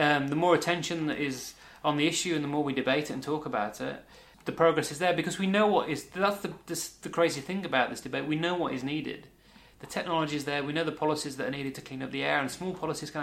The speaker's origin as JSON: {"language": "English", "town": "Wolverhampton", "region": "West Midlands", "country": "United Kingdom", "tie": "born or raised there", "moved": "yes", "said": "I'm from the West Midlands. I was born in Wolverhampton"}